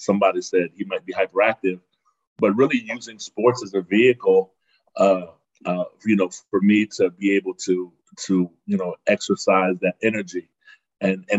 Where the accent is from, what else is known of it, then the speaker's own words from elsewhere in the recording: Frankfurt, Hesse, Germany; also born or lived in Berlin, Germany; now in United States; I'm from Berlin, Germany, originally. And so that's my home city. And but I spent most of my childhood either in Berlin or Frankfurt. So more of my adolescence was in Frankfurt.